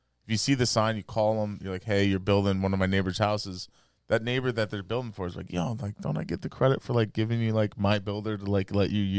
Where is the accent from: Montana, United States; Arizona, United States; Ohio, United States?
Montana, United States; born or raised there